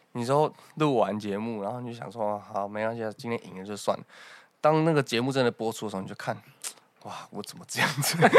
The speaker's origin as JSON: {"language": "Chinese", "region": "Taichung", "country": "Taiwan", "said": "我台中北屯。"}